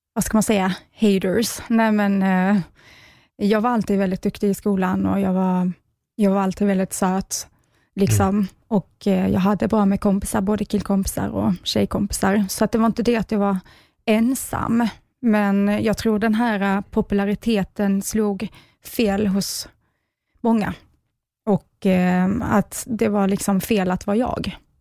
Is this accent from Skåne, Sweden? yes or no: yes; Skåne, Sweden; jag kommer ju från Skåne, eh, som hörs kanske.